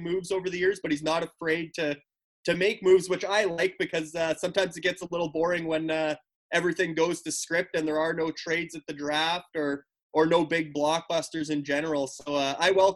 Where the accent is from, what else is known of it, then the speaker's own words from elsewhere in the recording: Luseland, Saskatchewan, Canada; my small town, Saskatchewan, population 650. The town name is Looseland, Luseland.